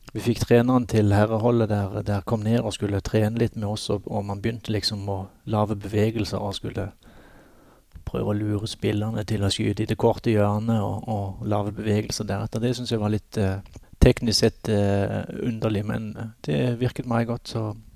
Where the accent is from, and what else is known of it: Norway